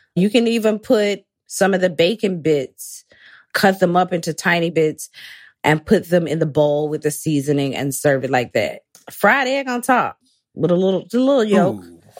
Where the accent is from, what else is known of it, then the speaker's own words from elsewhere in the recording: Athens, Georgia, United States; now in New York City, United States; moved to my hometown, Athens, temporarily